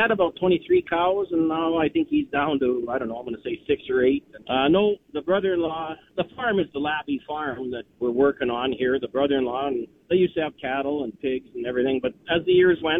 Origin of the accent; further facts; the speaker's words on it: Yorkton, Saskatchewan, Canada; also born or lived in Radville, Saskatchewan; I'm from Yorkton. My dad and I, we farmed west of Yorkton, and the prices sure weren't like this back in the 70s.